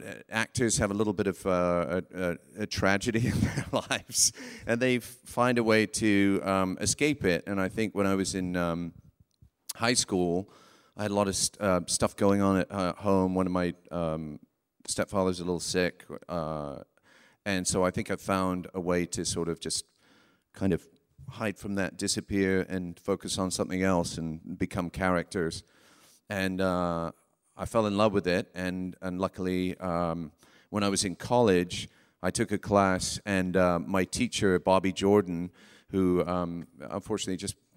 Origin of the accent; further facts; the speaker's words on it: Weybridge, South East England, United Kingdom; born there; And then, I was born in Weybridge, in Surrey, just southwest of London.